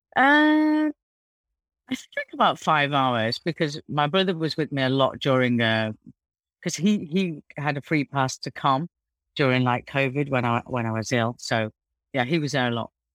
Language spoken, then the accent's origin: English; Manchester, North West England, United Kingdom; now in Dubai, United Arab Emirates; we were brought up in Mossad in Manchester